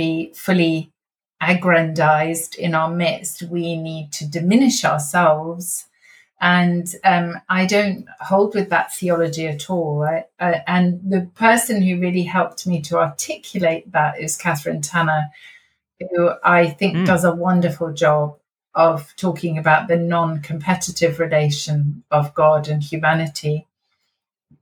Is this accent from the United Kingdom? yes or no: yes; United Kingdom; we are British after all